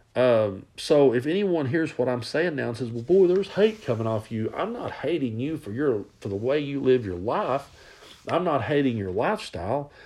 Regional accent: Southeast Kentucky, United States; now in East Tennessee, United States; I grew up in Southeast Kentucky and I live in East Tennessee now

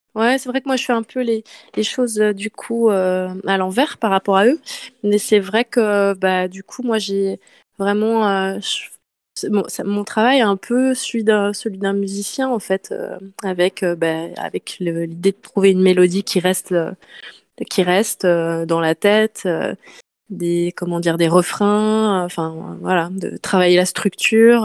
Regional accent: Nantes, Pays de la Loire, France; moved away as an adult; now in Marseille, France; je, suis euh, de Nantes, donc je me suis installée à Marseille il y a quelques années

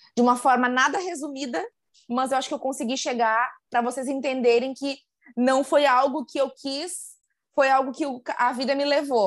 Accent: interior of Rio Grande do Sul, Brazil; now in Porto Alegre, Brazil; sou, sou gaúcha e sou de uma cidade do interior do Rio Grande do Sul. Hoje moro aqui na capital, mas sou de uma cidade do interior

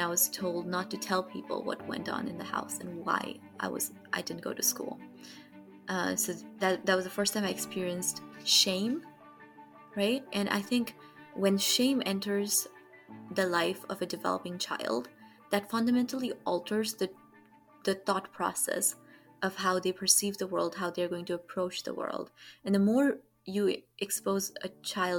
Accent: Kathmandu, Bagmati, Nepal; moved away as an adult; now in United States; I was born and raised in Kathmandu, Nepal

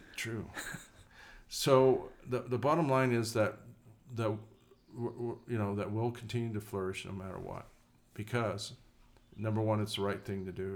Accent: New Mexico, United States; New Mexico's my home state, which many of you probably know, but, um, we're proud

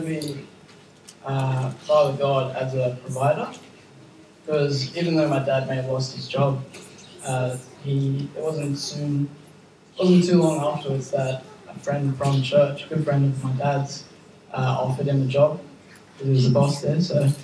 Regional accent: Campbelltown, New South Wales, Australia; moved away as an adult; also born or lived in Buxton; now in Thirlmere, Australia; I come originally from Campbelltown area, and now just recently Thelmere area

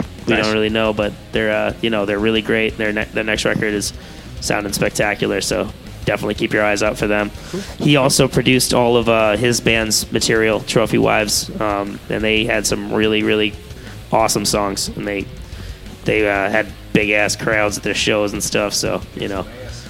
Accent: Ashburnham, Massachusetts, United States; also born or lived in Dorchester, Massachusetts; I was born in Dorchester, then I ended up in Ashburnham, so I'm actually local, too.

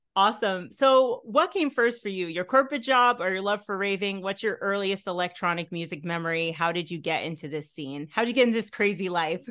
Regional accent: the New York area, United States; I grew up in the New York area

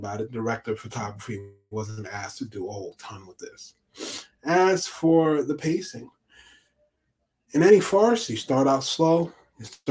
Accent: New York, United States; now in Pennsylvania, United States; as a New Yorker

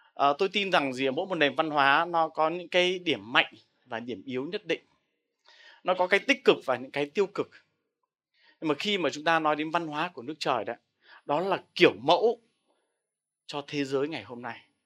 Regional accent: Vietnam; mình là người Việt Nam

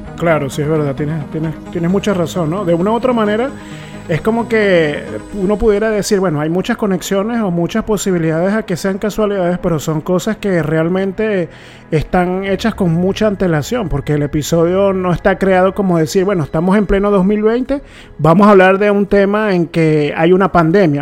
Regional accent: Puerto Ordaz, Bolívar, Venezuela; somos de Puerto Ordaz

